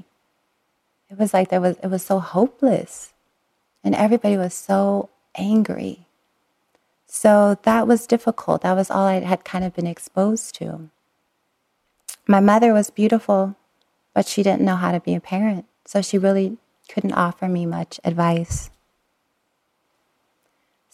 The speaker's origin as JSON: {"language": "English", "town": "Long Beach", "region": "California", "country": "United States", "tie": "born or raised there", "said": "We lived in Southern California, and I was born in Long Beach, but we lived on the East Long Beach-Compton border."}